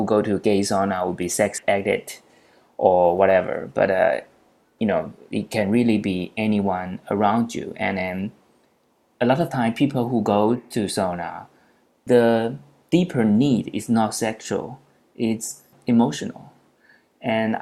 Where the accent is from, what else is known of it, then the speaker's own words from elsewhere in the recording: Taipei, Taiwan; I'm from Taiwan, Taipei, where I'm based now